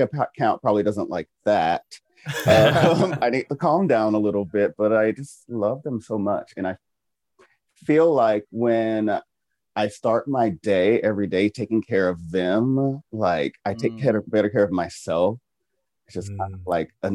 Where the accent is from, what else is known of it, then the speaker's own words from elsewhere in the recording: Lake Charles, Louisiana, United States; I'm from Calcasieu Parish right here, Lake Charles, all over Louisiana here.